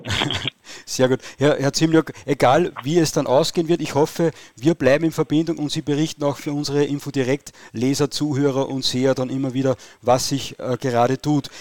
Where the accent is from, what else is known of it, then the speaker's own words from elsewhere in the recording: Steyr, Upper Austria, Austria; bei uns in Oberösterreich in Steyr